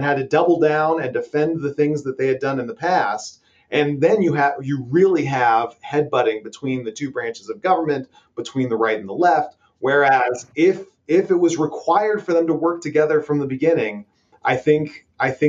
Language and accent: English; Ohio, United States; my home state of Ohio